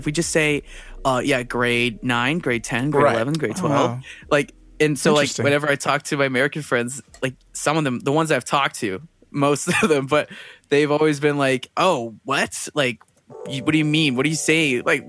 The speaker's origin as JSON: {"language": "English", "town": "Toronto", "region": "Ontario", "country": "Canada", "tie": "born or raised there", "also_born_or_lived": "Singapore", "said": "I'm 21 years old, from Toronto. And I was raised here, I guess. I was born in Singapore, actually."}